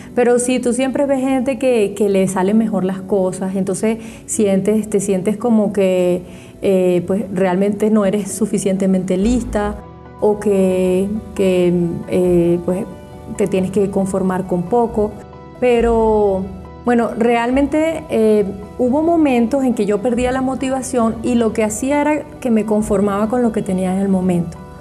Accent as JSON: {"language": "Spanish", "country": "Venezuela", "moved": "as an adult", "lives_now": "Germany", "said": "yo soy médico venezolana"}